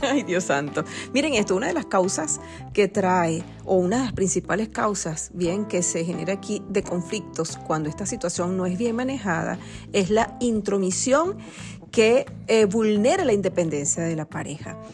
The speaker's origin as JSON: {"language": "Spanish", "country": "Venezuela", "said": "nosotros somos venezolanos"}